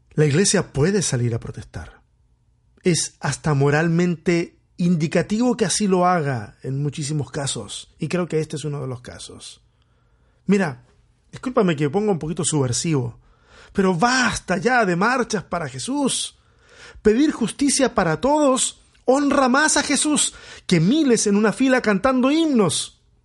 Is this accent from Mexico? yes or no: no; Chile; soy chileno